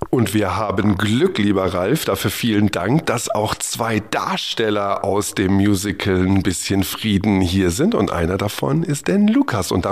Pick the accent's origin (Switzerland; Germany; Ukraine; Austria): Germany; Duisburg, North Rhine-Westphalia; Duisburg. Ähm, ist ja meine Heimat. Ich komme ja aus dem Ruhrgebiet